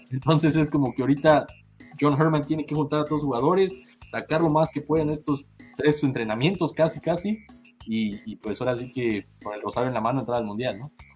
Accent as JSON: {"language": "Spanish", "country": "Mexico", "said": "yo siendo mexicano"}